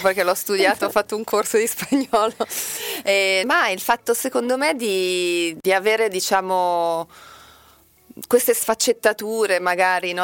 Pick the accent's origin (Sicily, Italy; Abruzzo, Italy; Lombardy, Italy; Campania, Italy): Lombardy, Italy; Milan; accent: Milanese; also born or lived in Brazil; ho, un accento milanese